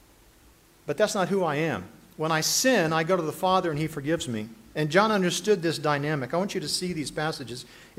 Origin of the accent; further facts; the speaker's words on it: United States; More importantly for me than being an American is that I'm a child of God